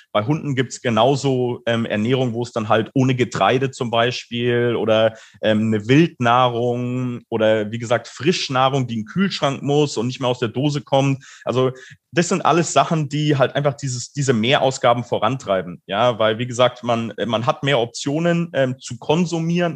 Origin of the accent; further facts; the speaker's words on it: Munich, Bavaria, Germany; ich komme auch ursprünglich aus München